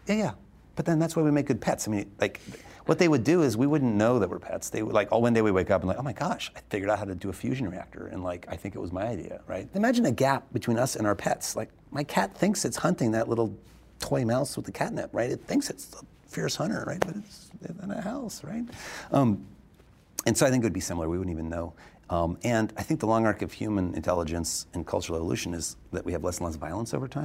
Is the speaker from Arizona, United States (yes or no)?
yes; Arizona, United States; I was born in Arizona, Estonian immigrants who came here